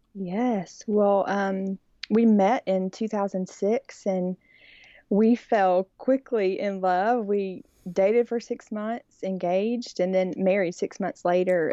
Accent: Birmingham, Alabama, United States; I grew up in Birmingham and born and raised here, and so I'm definitely that sugary, sweet Alabama girl

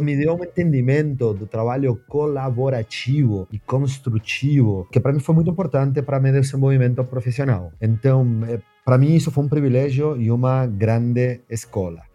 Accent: Argentina; Portuguese is a second language; moved away as an adult; now in Brazil; meu sotaque me entrega, então eu preciso contar que a primeira grande mudança na minha vida foi mudar de país. é, eu sou argentino, eu moro

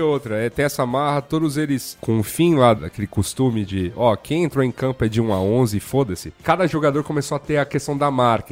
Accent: Brazil

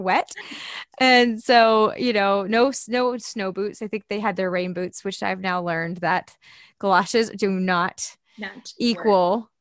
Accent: the South, United States; now in Austin, United States; I'm from the South

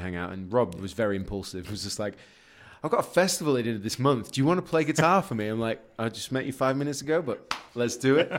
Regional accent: Leeds, Yorkshire and the Humber, United Kingdom; moved away as an adult; also born or lived in Guildford; I'm from Leeds

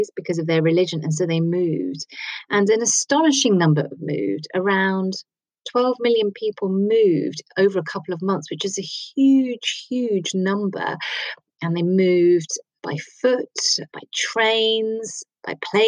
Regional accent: Kent, South East England, United Kingdom; I was born, and I grew up in Kent

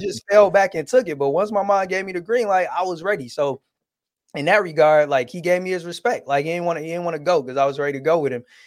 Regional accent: Detroit, Michigan, United States; also born or lived in Southfield, Michigan; even though I was born and raised in Detroit, we actually moved outside of Detroit soon as I started high school

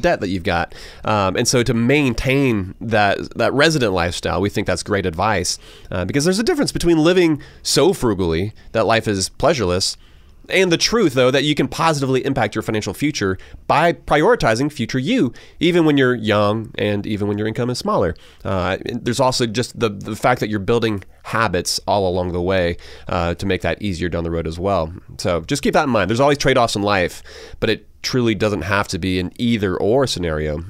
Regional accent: Georgia, United States; born and raised in Georgia

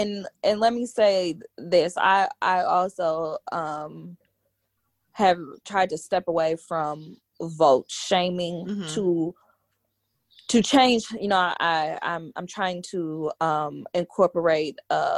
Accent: California, United States; You know, I'm from California, so you know that's our old governor.

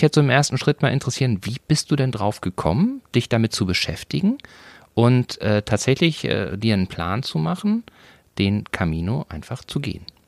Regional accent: North Rhine-Westphalia, Germany; ich komme aus Nordrhein-Westfalen, ich bin katholisch. So, und bin in einem Dorf groß geworden

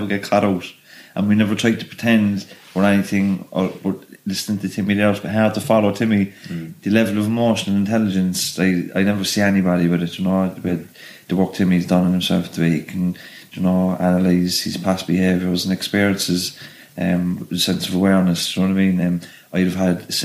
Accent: Cork, Munster, Ireland; also born or lived in Dublin / Clondalkin; I was born in Dublin, and we moved. My mum, we lived in Clondalkin, and when Weefield was just being built, the prison, and my mum wanted to move back to Cork, you know, because Dublin was getting rough at the time. So we moved to Knocknaheeny in the mid 80s

